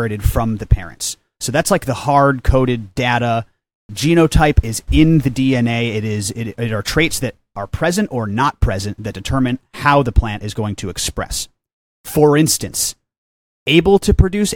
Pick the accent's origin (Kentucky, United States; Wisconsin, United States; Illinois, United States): Illinois, United States; Chicago; moved away as an adult; also born or lived in Humboldt County, California / Hawaii; I'm from the Chicagoland area